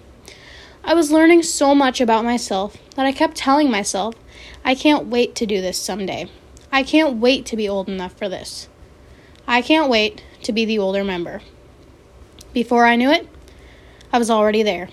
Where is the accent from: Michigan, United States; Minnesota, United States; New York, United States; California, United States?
Minnesota, United States; Sibley County, South Central; I'm from Sibley County in South Central Minnesota